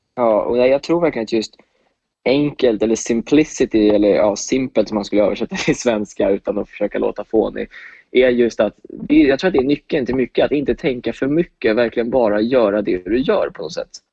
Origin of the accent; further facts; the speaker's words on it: Åkersberga, Stockholm County, Sweden; moved away as an adult; also born or lived in United States; Jag är 23 år från Åkersberga